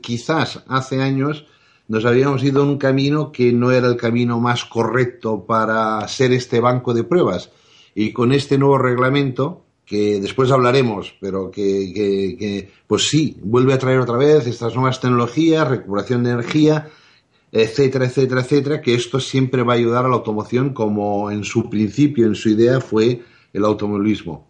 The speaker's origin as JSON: {"language": "Spanish", "town": "Sant Cugat del Vallès", "region": "Catalonia", "country": "Spain", "tie": "born or raised there", "said": "teníamos tres camiones que hacíamos el transporte desde mi pueblo, San Cugat, a Barcelona"}